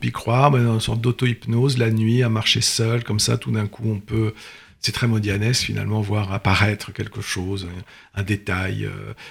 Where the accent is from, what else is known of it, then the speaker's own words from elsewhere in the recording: Brittany, France; Je suis breton, c'est une famille bretonne